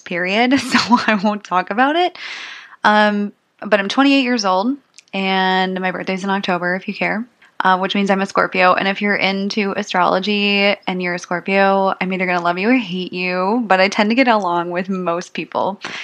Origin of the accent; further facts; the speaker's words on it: St. Paul, Minnesota, United States; also born or lived in Mankato, Minnesota; I'm from the Twin Cities. I've always lived in the suburbs, uh, mostly the northern suburbs of St. Paul.